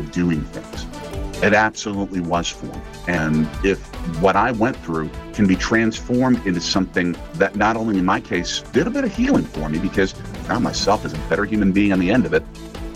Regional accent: Milwaukee, Wisconsin, United States; born or raised there

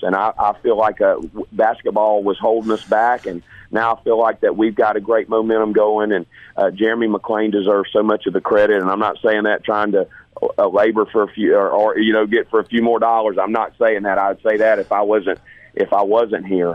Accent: Hattiesburg, Mississippi, United States; growing up in Hattiesburg

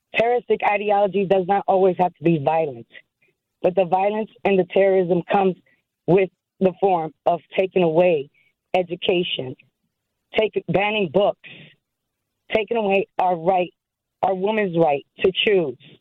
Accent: New York, United States; now in Milwaukee, United States; I'm originally a New Yorker

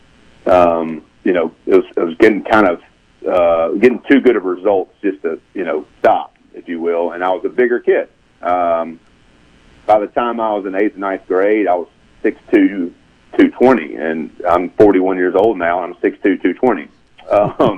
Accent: Jackson, Mississippi, United States; also born or lived in Brandon, Mississippi; I was born in the Reservoir and Brandon, the Reservoir side of Brandon.

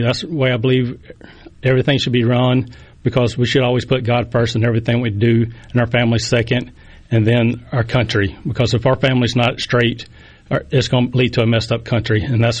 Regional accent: Poplarville, Mississippi, United States; Well, I was born and raised in Poplarville, Mississippi. I've been there my whole life.

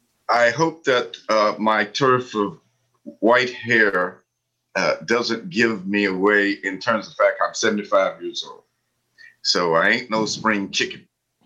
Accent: Harlan, Kentucky, United States; moved away; I grew up in Eastern Kentucky, doing what you might call the days of rigid segregation.

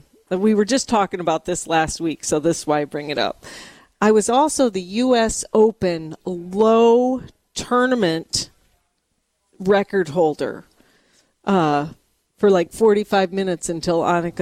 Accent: Sioux Falls, South Dakota, United States; Sioux Falls, which is my hometown

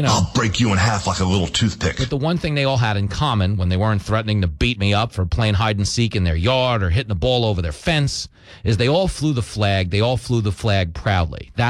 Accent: Levittown, New York, United States; I grew up in Levittown, New York which was the biggest post World War II settlement for American GIs returning home from the war. Everybody in my community was a veteran.

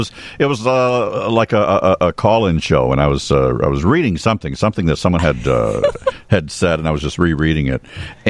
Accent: Chicago, Illinois, United States; I was born and raised in Chicago.

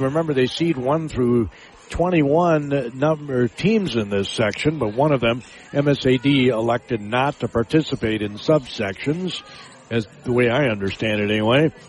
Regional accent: Spring Valley, Minnesota, United States; I grew up in Spring Valley, Minnesota.

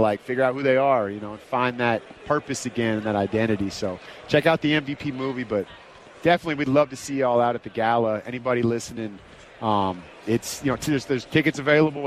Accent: the Bay Area, California, United States; I grew up in the Bay

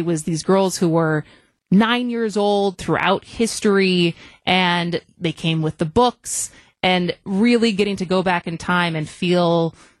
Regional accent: Madison, Wisconsin, United States; I grew up in Madison.

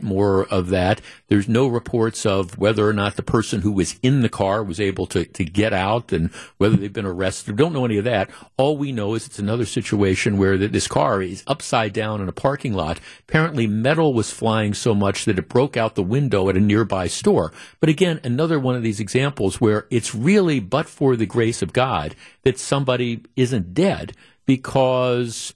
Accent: North Shore, Milwaukee area, Wisconsin, United States; where I grew up in the North Shore

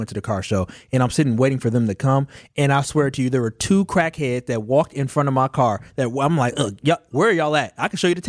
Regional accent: Milwaukee, Wisconsin, United States; I'm born and raised in Milwaukee, but I went to school in the North Shore.

